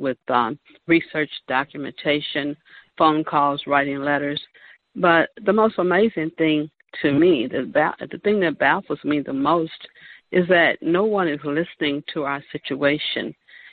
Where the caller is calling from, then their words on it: Chicago, Illinois, United States; I'm calling from Chicago